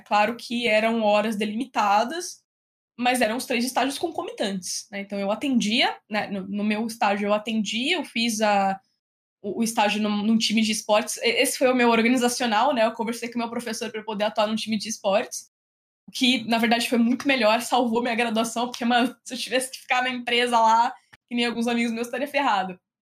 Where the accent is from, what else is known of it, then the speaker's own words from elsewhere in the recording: interior of São Paulo, Brazil; also born or lived in Piracicaba / Bauru; eu sou do interior de São Paulo, né? Então, eu morava no interior, nasci no interior.